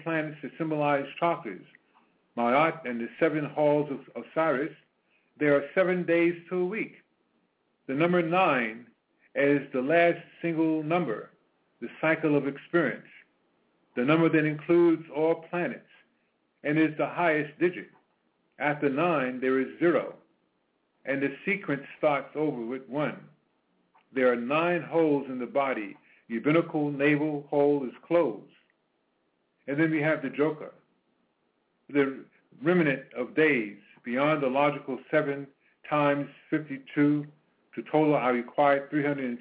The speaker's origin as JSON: {"language": "English", "town": "New York City", "region": "New York", "country": "United States", "tie": "born or raised there", "also_born_or_lived": "Petersburg, Virginia", "said": "I grew up in Harlem. I was born in Virginia, Petersburg, Virginia, but grew up in Harlem"}